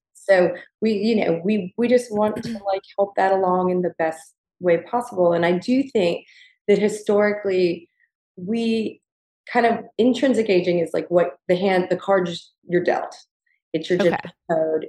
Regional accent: the South, United States; Gigi and I both growing up in the South

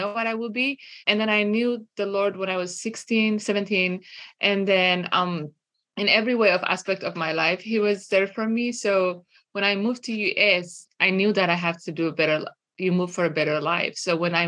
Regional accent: Eritrea; moved away as an adult; now in United States; I grew up in Eritrea, northern east of Africa

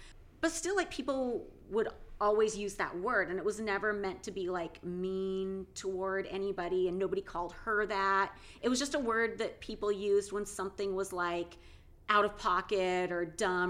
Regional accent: West Coast, United States; growing up on the West Coast in the 80s and 90s

